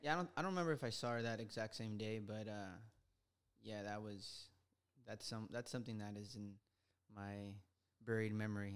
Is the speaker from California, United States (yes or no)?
yes; Los Angeles, California, United States; I was born in Silmar, here in L